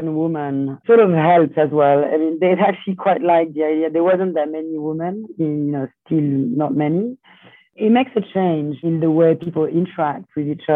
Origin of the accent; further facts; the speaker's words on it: Lyon, Auvergne-Rhône-Alpes, France; moved away as an adult; also born or lived in Italy / New York; I was born in Lyon, in France